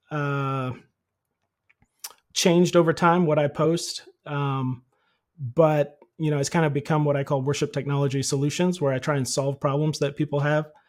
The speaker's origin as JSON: {"language": "English", "country": "Philippines", "tie": "born or raised there", "said": "I grew up in the Philippines. My parents were missionaries there, and I started doing sound in their church like in seventh grade."}